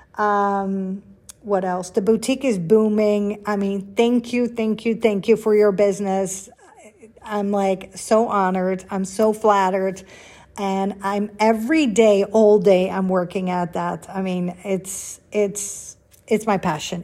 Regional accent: Netherlands; moved away; I grew up in Holland

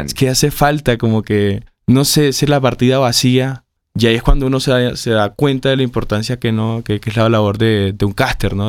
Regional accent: Colombia; yo crecí con los acá en Colombia

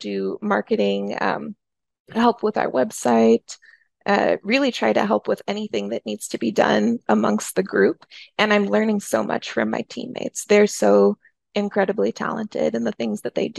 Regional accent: St. Louis, Missouri, United States; also born or lived in Kansas / New York; I grew up in St. Louis. I just very recently moved back to St. Louis after living in different cities all over the place

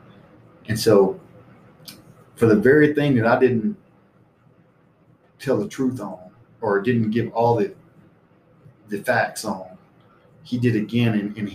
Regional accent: Alabama, United States; moved away as an adult; also born or lived in Misawa, Japan; Alabama, where I grew up with my friends

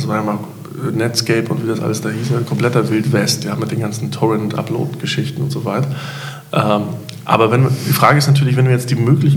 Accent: Hamburg, Germany; ich bin Hamburger

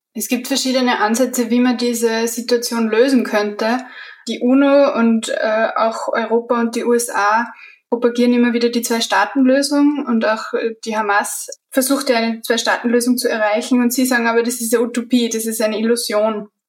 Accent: Austria; als Österreicherin und als Geschichtestudentin

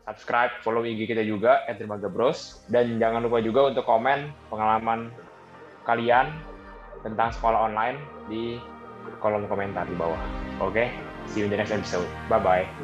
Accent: Indonesia; Gue dari Indo dan ya koko gue dari ya sono.

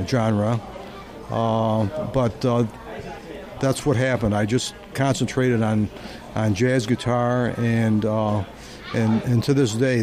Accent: Syracuse, New York, United States; now in Orlando, United States; I started out in Syracuse, New York, my hometown

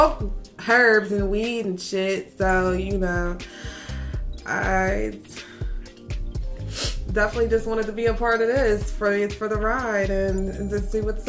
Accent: Philadelphia, Pennsylvania, United States; I'm from Philly. Some of you that are from up north, you guys can probably hear the accent in my voice.

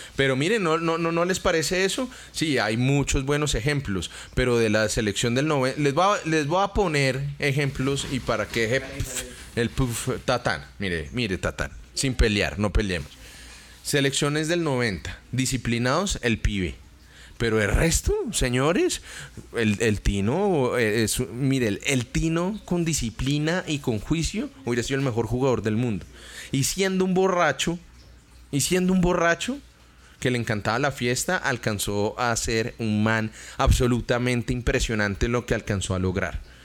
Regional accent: Colombia; una población como la colombiana que tenemos gran parte de nuestra población en muchos sectores de Colombia

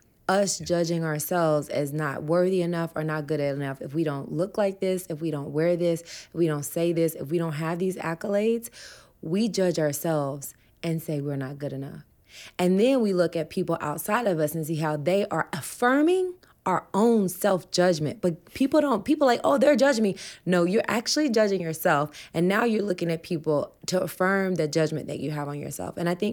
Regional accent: the South, United States; and I'm from the South, and no one in my family is plant-based

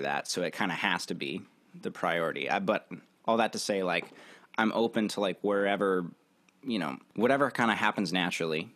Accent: Virginia, United States; moved away as an adult; now in Nashville, United States; I grew up in Virginia, and I moved to Nashville, I think about 2 years ago

